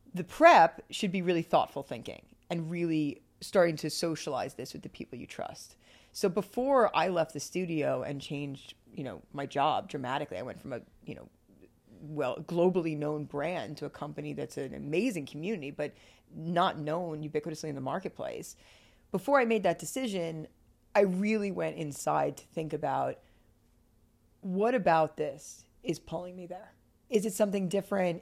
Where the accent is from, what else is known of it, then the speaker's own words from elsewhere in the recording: Bergen County, New Jersey, United States; moved away as an adult; also born or lived in Ithaca, New York / Los Angeles, California; I grew up on the East Coast, outside of New York City, in a place called Bergen County, New Jersey